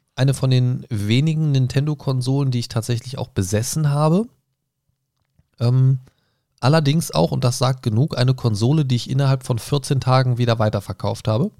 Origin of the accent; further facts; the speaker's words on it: Germany; bei uns in Deutschland